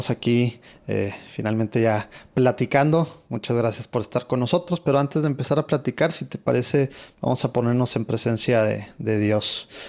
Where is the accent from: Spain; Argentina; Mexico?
Mexico; ya sabes que los mexicanos no nos gusta